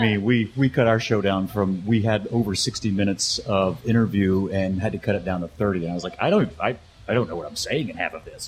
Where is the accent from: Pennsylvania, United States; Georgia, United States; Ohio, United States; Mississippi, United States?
Mississippi, United States; Mississippi Gulf Coast, United States; also born or lived in upstate New York; now in Chicago, United States; I'm originally from the Mississippi Gulf Coast.